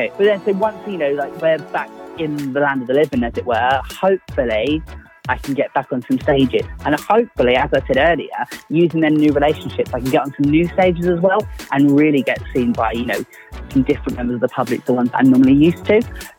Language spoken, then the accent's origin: English; London, United Kingdom; I'm originally from London before I moved to the southwest.